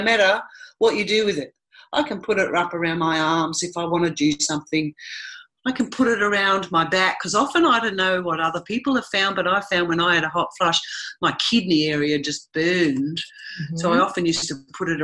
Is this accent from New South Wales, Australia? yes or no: no; Tasmania, Australia; moved away; also born or lived in Sydney; I was born and raised in Tasmania in Australia